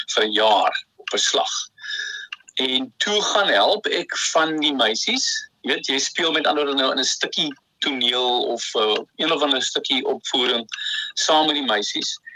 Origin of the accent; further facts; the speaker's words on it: Bellville, Western Cape, South Africa; ek het al in Belwel groot geword, Boston, onder in die lane, Vierde Laan